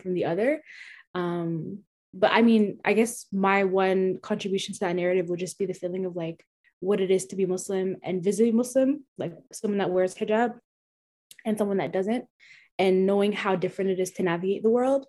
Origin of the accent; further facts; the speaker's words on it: Canada; being Somali, being Canadian, but then also not really being either one, and just being a hybrid